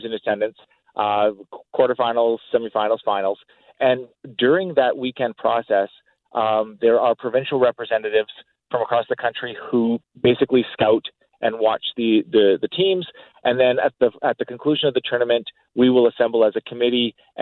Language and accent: English; Edmonton, Alberta, Canada; I'm from Edmonton, Alberta, and we had a strong league in Edmonton. We have a really good community here